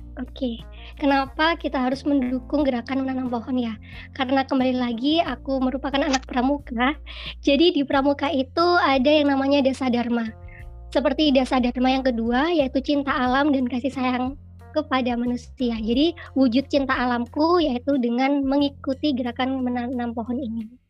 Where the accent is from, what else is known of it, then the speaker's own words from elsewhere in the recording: Mojokerto, East Java, Indonesia; Aku asalnya dari Mojokerto